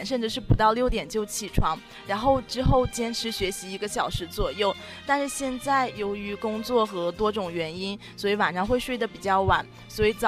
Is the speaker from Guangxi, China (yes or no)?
no; Shandong, China; 我不是安徽人，我是山东人啊。